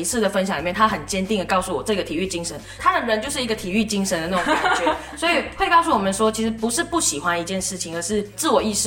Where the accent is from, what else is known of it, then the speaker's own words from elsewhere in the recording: Malaysia; now in Taiwan; 我是马来西亚人，所以我聊到运动就会聊到小时候的体育课